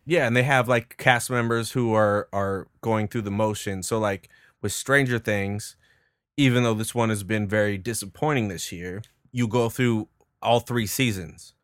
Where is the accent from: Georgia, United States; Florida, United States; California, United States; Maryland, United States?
California, United States; moved away; I'm from California